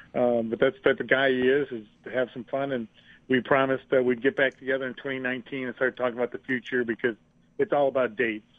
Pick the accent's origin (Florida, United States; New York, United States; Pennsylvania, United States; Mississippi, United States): New York, United States; Buffalo; in our hometown of Buffalo, or my hometown, our hometown